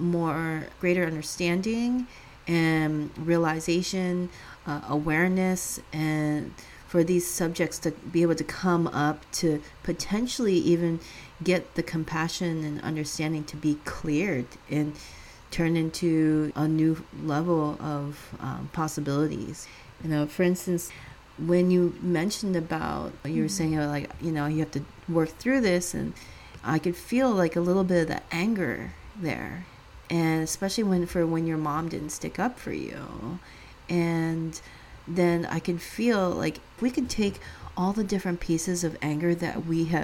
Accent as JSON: {"language": "English", "region": "California", "country": "United States", "tie": "born or raised there", "said": "growing up in the Bay Area, I mean, later on living in the Bay Area"}